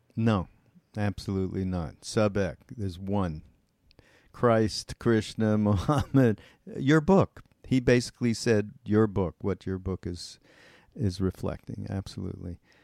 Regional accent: Montreal, Quebec, Canada; I'm from Montreal, and we actually grew up in the same area of Montreal called West Mount

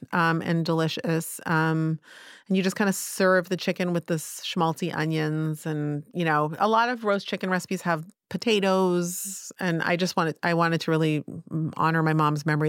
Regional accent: Palo Alto, California, United States; now in Tel Aviv, Israel; I grew up in Palo Alto

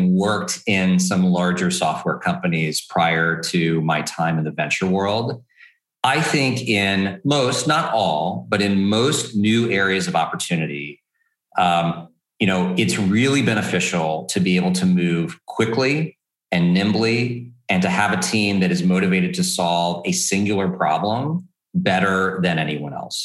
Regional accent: Texas, United States; as a Texan

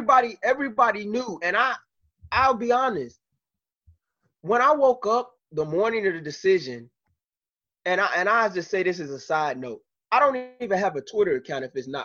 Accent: Chicago, Illinois, United States; as a Chicagoan

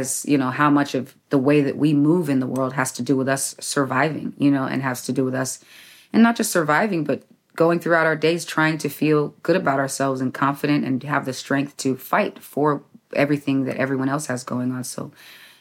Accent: San Diego, California, United States; I'm actually from Southeast San Diego. So I'm from the West Coast too

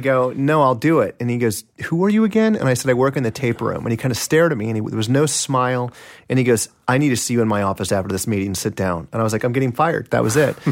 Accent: Kansas City, Kansas, United States; born or raised there

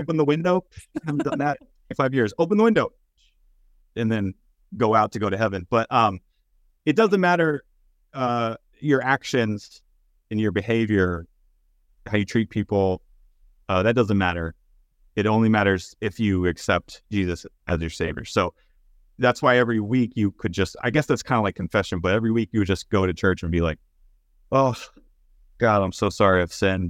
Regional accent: East Texas, United States; I grew up in East Texas

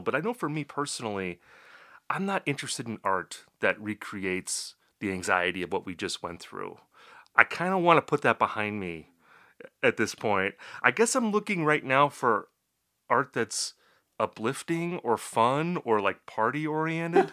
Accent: Appleton, Wisconsin, United States; That, that's my hometown, and I was living in Appleton at that time.

